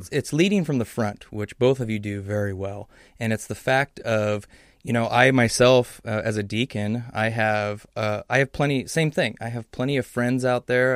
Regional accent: Southern California, United States; moved away; I grew up down in Southern California

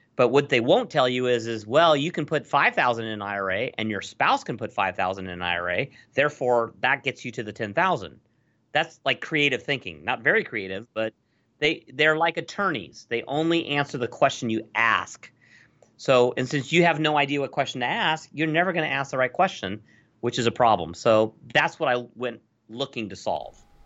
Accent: Los Angeles, California, United States; I grew up in Los Angeles in the eighties. So I was a Valley dude. I actually grew up in the San Fernando Valley.

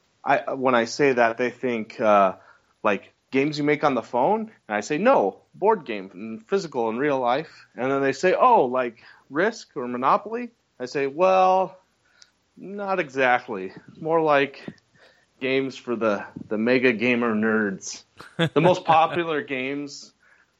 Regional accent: Utah, United States; I'm from Utah, here at a trade show

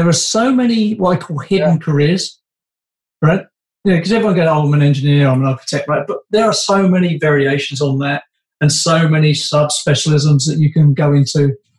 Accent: London, United Kingdom; moved away; also born or lived in Canada; I'm from West London

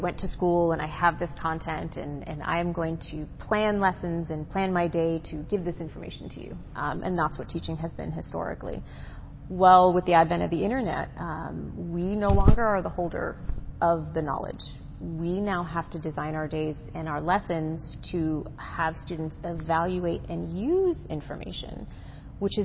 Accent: Massachusetts, United States; also born or lived in San Diego, California; now in Temecula, United States; I'm actually from the East Coast, so grew up in Massachusetts

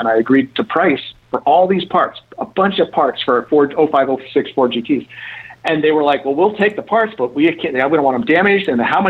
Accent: Golden, Colorado, United States; moved away as an adult; now in Los Angeles, United States; I grew up in Golden, Colorado

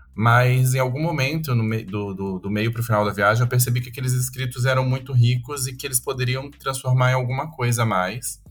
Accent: Campo Grande, Mato Grosso do Sul, Brazil; also born or lived in Atacama; now in São Paulo, Brazil; Eu não, eu não, eu não nasci em São Paulo, eu sou de Campo Grande, no Mato Grosso do Sul, uhum. e moro em São Paulo desde 2009

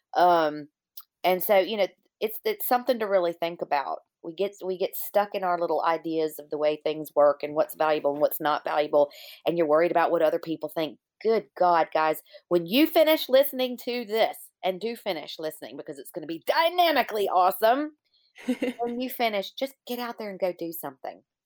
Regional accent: Virginia, United States; my hometown in Virginia

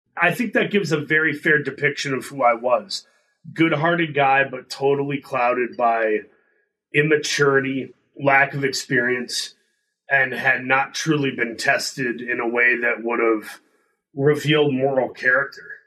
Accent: Midwest, United States; I grew up in the Midwest

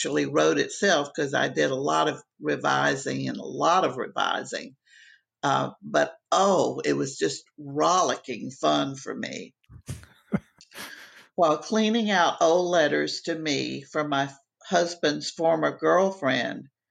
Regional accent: Miami, Florida, United States; moved away; I grew up in Miami, and Miami is a different country than the rest of the world

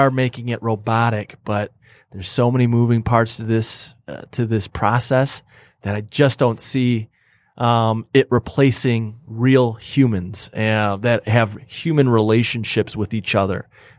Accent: Rochester Hills, Michigan, United States; I live and grew up in Rochester Hills. Yeah. So I'd pick my hometown, Rochester.

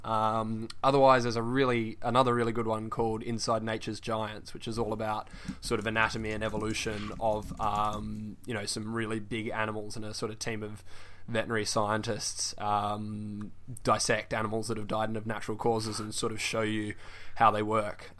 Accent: Perth, Western Australia, Australia; moved away as an adult; now in Bristol, United Kingdom; I'm from Perth, uh, Western Australia

